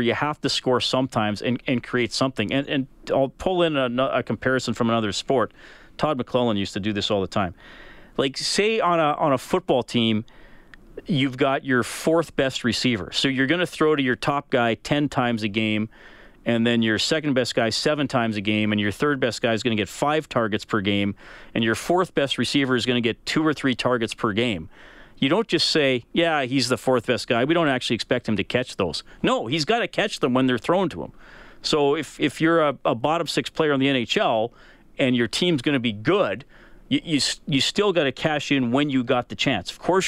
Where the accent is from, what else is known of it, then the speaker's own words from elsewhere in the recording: Evansburg, Alberta, Canada; When I was a kid growing up in Evansburg, I was probably 10 or 11